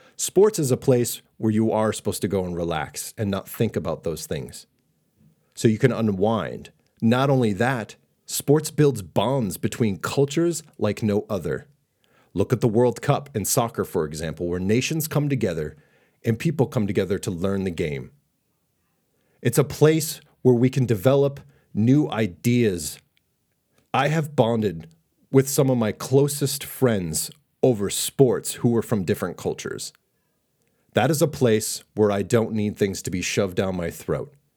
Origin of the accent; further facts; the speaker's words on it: Boston, Massachusetts, United States; I was raised in Boston